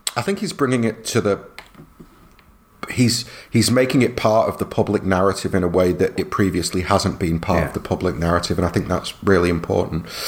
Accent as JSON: {"language": "English", "region": "England", "country": "United Kingdom", "said": "I'm proud of being British, and I'm you know for what it's worth, I I love a lot of what England is and what it has represented for me growing up"}